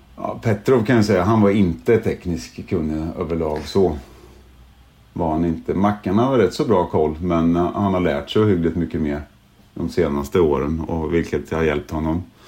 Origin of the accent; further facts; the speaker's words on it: Sweden; now in England; Som svensk